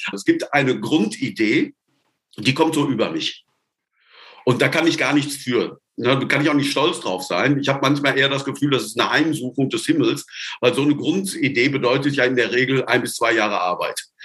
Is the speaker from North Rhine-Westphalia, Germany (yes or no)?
yes; Sauerland, North Rhine-Westphalia, Germany; moved away as an adult; now in Tübingen, Germany; Geboren im Sauerland, wo Misthaufen qualmen, da gibt es keine Palmen.